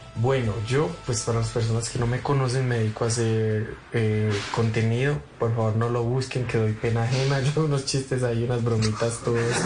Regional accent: Medellín, Antioquia, Colombia; moved away as an adult; also born or lived in Bogotá / Chía; yo tengo 26, nací en Medellín eh, y vivo en Medellín otra vez ya como tres años sin vivir aquí, pero volví hace como dos meses

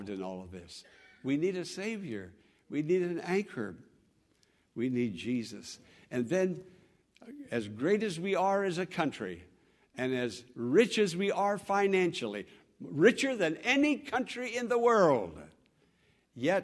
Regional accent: United States; I'm an American

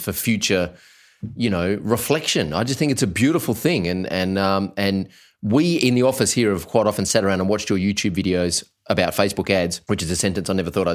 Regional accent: Australia; us little Antipodeans over here in Australia

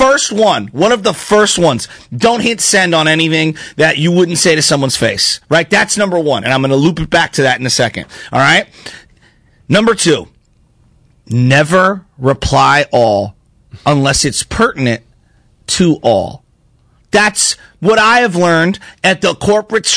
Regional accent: Daly City, California, United States; I grew up right there

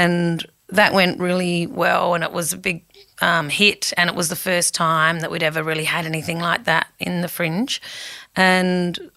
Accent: Whyalla, South Australia, Australia; also born or lived in United Kingdom / Sheffield, England; I grew up in Wyala when it was actually a really thriving town

